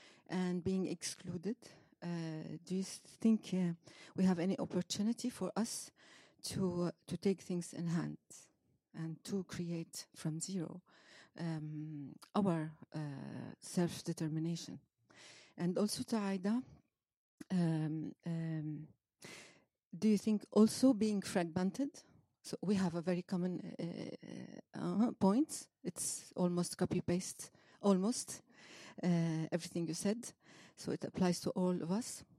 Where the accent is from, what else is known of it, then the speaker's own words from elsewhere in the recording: Syria; from Syria